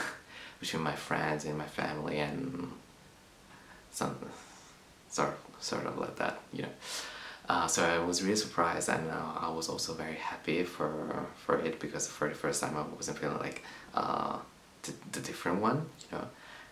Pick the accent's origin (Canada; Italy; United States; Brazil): Italy; Milan, Lombardy; English is a second language; now in London, United Kingdom; I'm 24 years old, and I'm from Milan, Italy, and now I'm based in London.